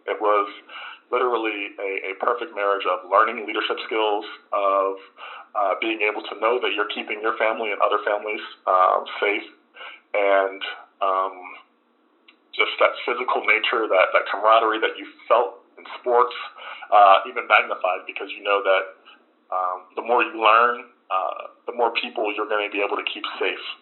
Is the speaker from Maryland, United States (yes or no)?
yes; Frederick, Maryland, United States; Well, I, I grew up in Frederick, Maryland. Um, I was uh, son to a single mother